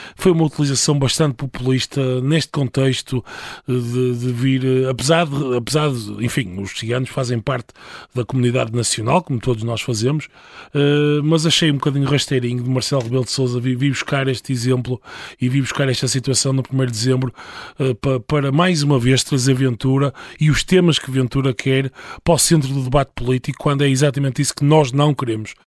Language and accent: Portuguese; the North, Norte, Portugal; accent: Northern; ao contrário do meu, eh, que é um sotaque do Norte